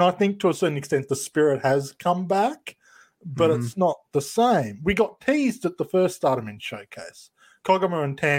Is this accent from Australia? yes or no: yes; Australia; I'm Australian.